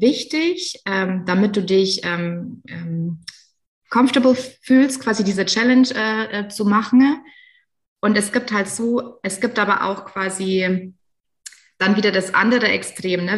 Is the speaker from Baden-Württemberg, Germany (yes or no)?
yes; Baden-Württemberg, Germany; accent: Badisch; meinem badischen Dialekt